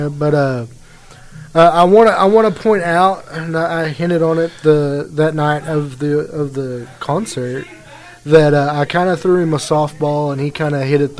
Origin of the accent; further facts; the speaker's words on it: Oklahoma, United States; We are the boys from Oklahoma, but we're bringing it back. We're bringing it back to Oklahoma is what we're doing.